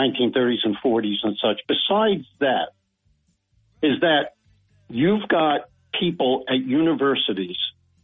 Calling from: Binghamton, New York, United States; from Binghamton calling.

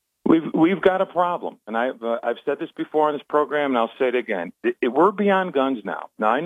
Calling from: Binghamton, New York, United States; Oh, this is … from Binghamton.

